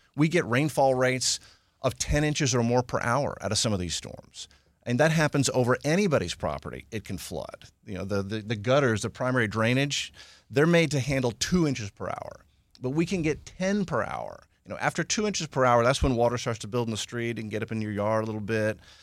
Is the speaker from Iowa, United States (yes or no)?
no; Houston, Texas, United States; I grew up in Houston. Uh, wasn't born here, but grew up, uh, almost, almost native